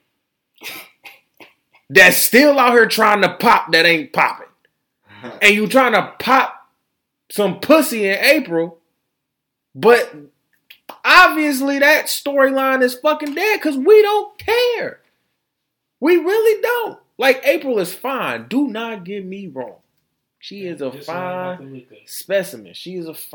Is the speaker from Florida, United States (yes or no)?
yes; Florida, United States; my home state of Florida